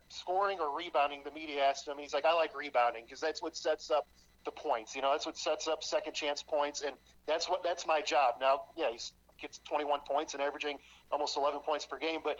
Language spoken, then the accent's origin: English; Illinois, United States; moved away; growing up in Illinois